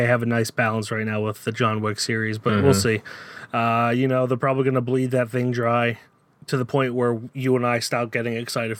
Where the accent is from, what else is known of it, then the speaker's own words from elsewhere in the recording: the area of Mare of Easttown, Pennsylvania, United States; we're from the area, my accent just got thicker reading